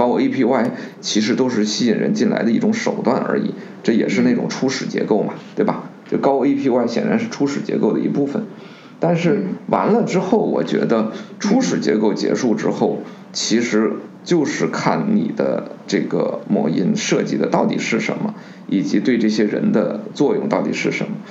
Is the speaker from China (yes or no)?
yes; China; 人我们中国人讲的人心向背嘛，对不对？